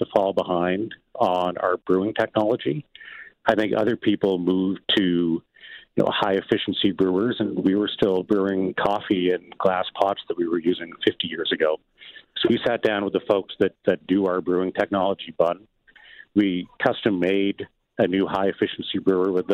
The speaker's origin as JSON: {"language": "English", "town": "Fredericton", "region": "New Brunswick", "country": "Canada", "tie": "born or raised there", "said": "where I grew up in Fredericton, New Brunswick"}